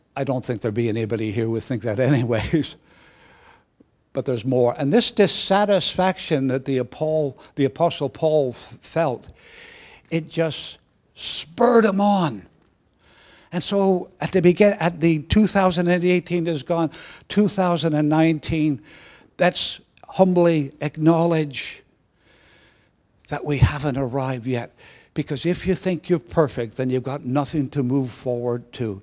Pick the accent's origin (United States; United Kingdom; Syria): United Kingdom; Belfast, Northern Ireland; moved away; also born or lived in Canada; a teenager, uh, growing up in, in, in Belfast